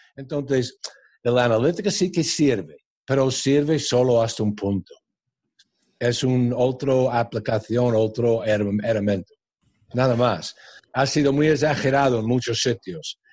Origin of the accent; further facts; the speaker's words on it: New York, United States; Spanish is a second language; moved away as an adult; also born or lived in Spain; yo vengo de New York